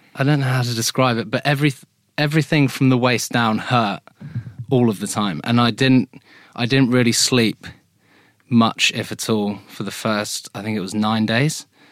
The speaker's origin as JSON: {"language": "English", "area": "Hampton", "region": "England", "country": "United Kingdom", "tie": "born or raised there"}